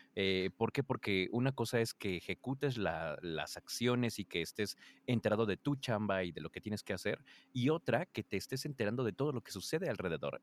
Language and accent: Spanish; Mexico City, Mexico; soy de la Ciudad de México